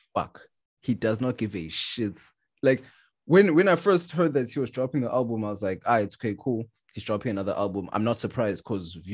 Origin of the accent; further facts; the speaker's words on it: Durban, KwaZulu-Natal, South Africa; a South African from Durban, because we grew up with Deep House